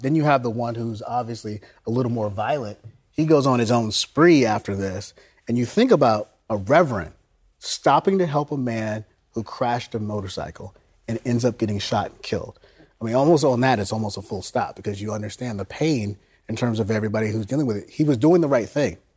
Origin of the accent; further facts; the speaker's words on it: Florida, United States; I grew up in Florida